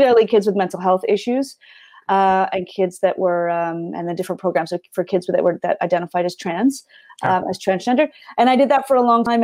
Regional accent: North Shore, Vancouver, British Columbia, Canada; I grew up on the North Shore, so we had a ski and snowboard team

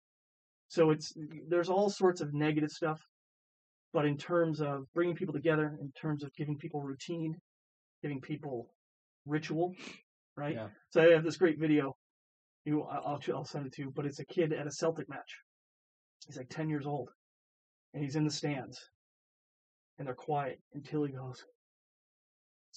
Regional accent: Vermont, United States; also born or lived in Boulder, Colorado; now in Charlottesville, United States; I grew up in I grew up in Vermont.

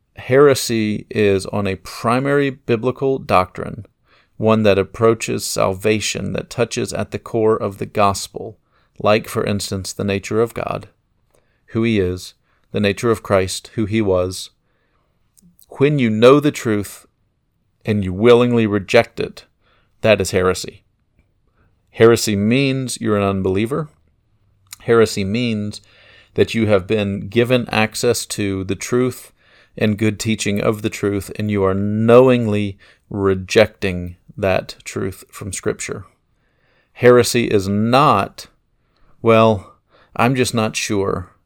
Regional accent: United States; I'm an American

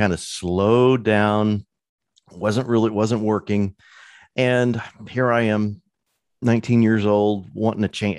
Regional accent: Illinois, United States; moved away; also born or lived in California; I was born and raised in Illinois

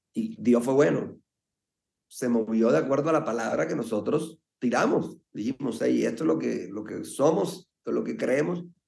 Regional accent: Colombia; desde muy, muy pelado, decimos en Colombia

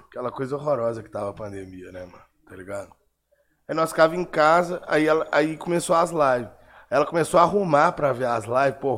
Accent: Belo Horizonte, Minas Gerais, Brazil; Nós somos de Belo Horizonte, que não tá dentro desse eixo Rio-São Paulo.

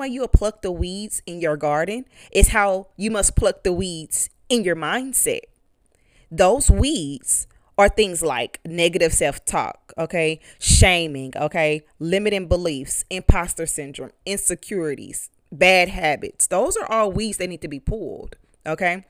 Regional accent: East St. Louis, Illinois, United States; I'm from East St. Louis

